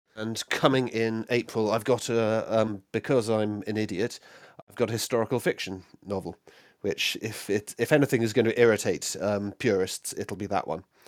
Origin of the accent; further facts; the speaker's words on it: United Kingdom; I'm very British